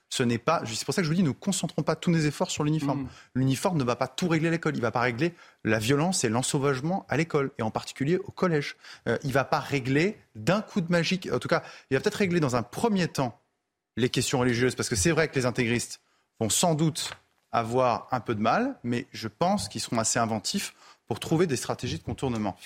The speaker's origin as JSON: {"language": "French", "country": "France", "said": "en tant que Français"}